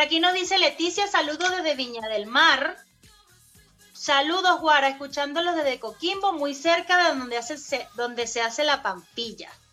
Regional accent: Barquisimeto, Lara, Venezuela; now in Chile; en el estado Lara, de donde yo soy, en la ciudad, allá en Marquisimeto

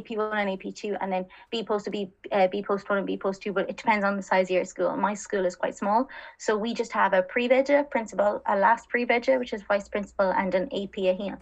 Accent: Connemara Gaeltacht, Connacht, Ireland; moved away as an adult; also born or lived in Galway / France; now in Dublin, Ireland; I'm originally from the Connemara Gaeltacht.

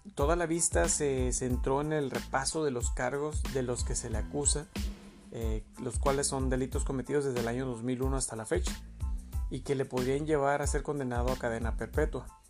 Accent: Mexico; nosotros como mexicanos

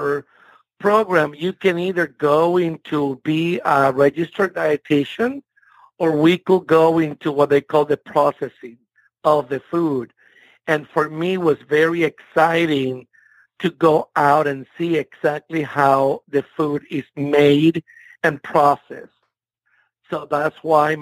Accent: Puerto Rico; English is a second language; moved away as an adult; also born or lived in Miami / San Benito, Texas; now in United States; I grew up in Puerto Rico until I was 18 years old

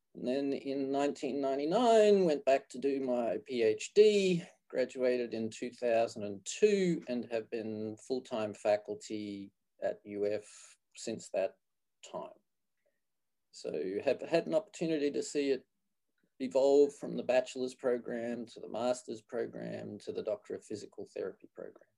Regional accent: Australia; moved away as an adult; also born or lived in Canada / Gainesville, Florida; now in Florida, United States; I grew up in Australia, and I did my physical therapy training in Australia, University of Queensland

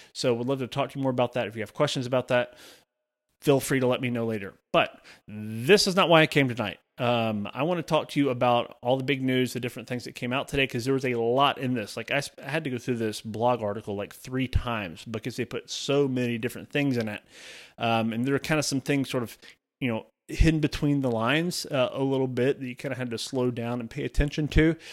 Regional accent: Alabama, United States; also born or lived in Georgia; residents of Alabama, so my home state

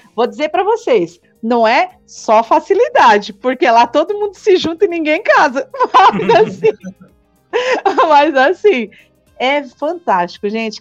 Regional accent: São Paulo, Brazil; eu sou lá de São Paulo, vim servir missão aqui

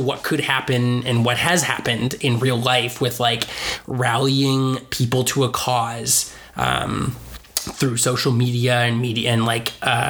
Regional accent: Canada; I also just have an attachment to Canada. As Canadian guys

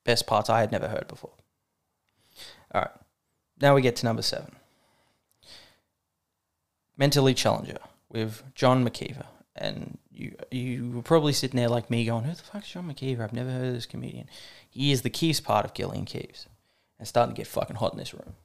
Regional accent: Australia; I'm Australian

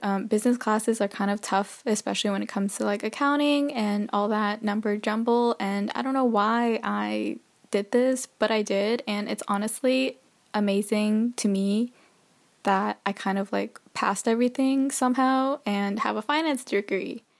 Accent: United States; moved away as an adult; also born or lived in Canada; now in Texas, United States; originally I'm from the States.

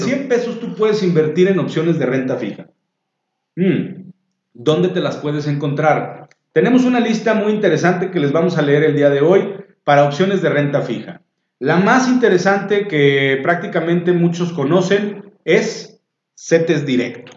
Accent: Mexico; estamos peleados como mexicanos

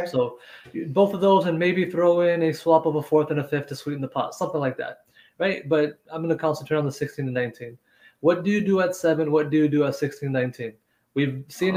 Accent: Jersey City, New Jersey, United States; I was from Jersey City.

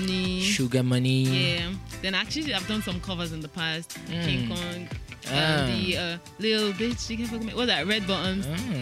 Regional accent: Ogun State, Nigeria; Yeah, I'm a Muslim. I hail from Ogun State. I'm a Yoruba girl.

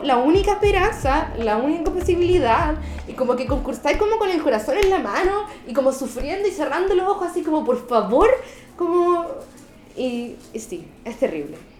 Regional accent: Santiago, Santiago Metropolitan Region, Chile; nací en Santiago, ni un brillo, he estado acá toda mi vida

